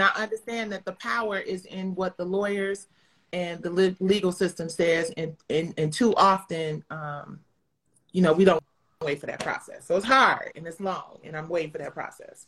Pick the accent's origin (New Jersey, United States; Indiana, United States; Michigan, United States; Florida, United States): Michigan, United States; Detroit; I'm from Detroit